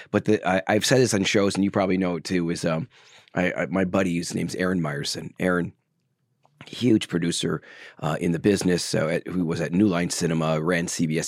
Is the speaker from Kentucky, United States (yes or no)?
no; Milwaukee, Wisconsin, United States; moved away; also born or lived in Los Angeles; I came from Wisconsin, Milwaukee, large family